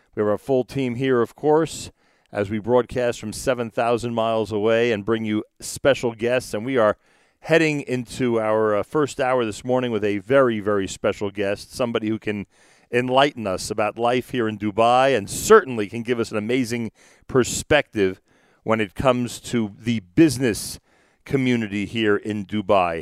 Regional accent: New York, United States; we're from New York

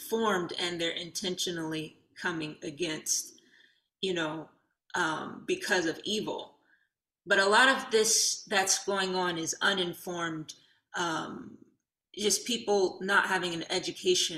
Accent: Detroit, Michigan, United States; we were born and raised in Detroit

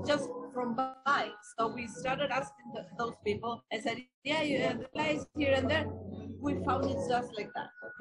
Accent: Ceuta, Spain; moved away; We come from Spain

